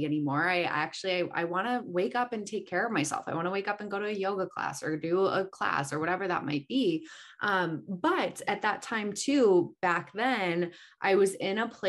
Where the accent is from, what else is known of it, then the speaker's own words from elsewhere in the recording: Chicago, Illinois, United States; also born or lived in Marina Del Rey, Los Angeles; now in Los Angeles, United States; I'm originally from Chicago. So I grew up in Chicago.